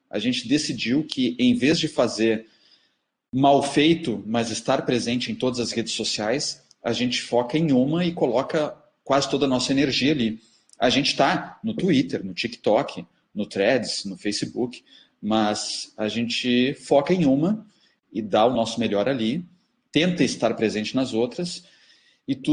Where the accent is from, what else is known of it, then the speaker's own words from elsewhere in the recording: Porto Alegre, Rio Grande do Sul, Brazil; mas o nosso xodó é a Feira do Livro de Porto Alegre, porque somos de Porto Alegre, porque revemos o mercado, os outros colegas, os amigos.